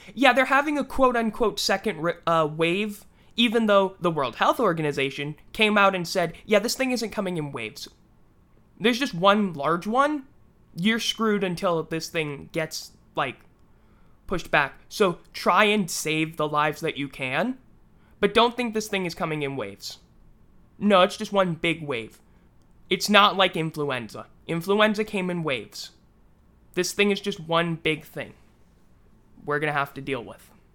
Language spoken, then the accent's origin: English; United States; as an American citizen